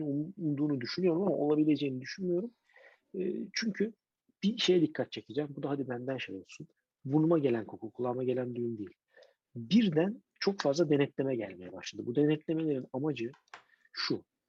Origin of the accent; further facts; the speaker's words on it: Istanbul, Turkey; bir İstanbullu olarak